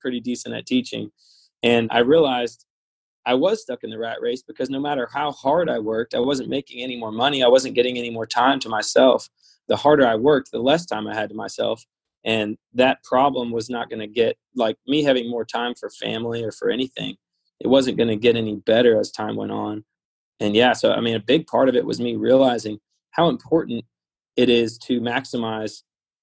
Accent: Louisville, Kentucky, United States; I was born here, raised here, and went to high school.

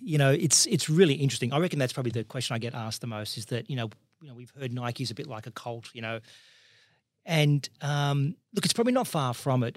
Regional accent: Parramatta, New South Wales, Australia; born and raised in Parramatta

